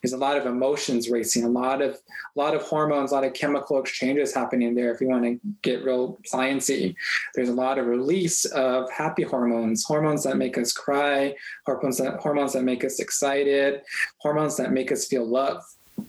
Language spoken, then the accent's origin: English; Tohatchi, New Mexico, United States; My mom is Navajo, and I grew up in Tehachapi, New Mexico, which is on the Navajo Nation.